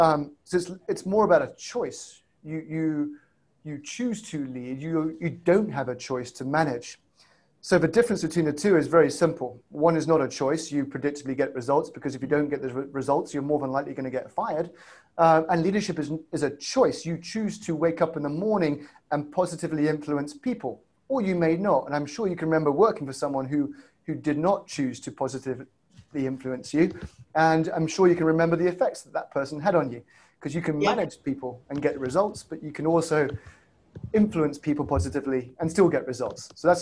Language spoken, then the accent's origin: English; England, United Kingdom; accent: south side of Chicago, stroke UK; You might tell that my accent is south side of Chicago, stroke UK.